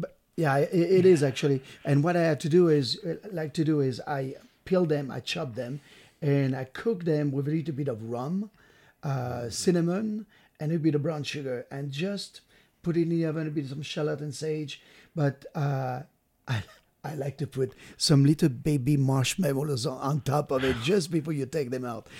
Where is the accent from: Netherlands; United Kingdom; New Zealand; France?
France; Brittany; moved away; I'm from France. I'm from Bretagne, which is right on the coast of France